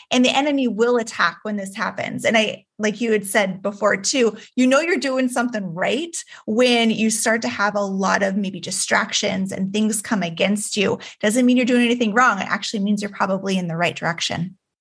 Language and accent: English; Juneau, Alaska, United States; I was born and raised in Juneau, Alaska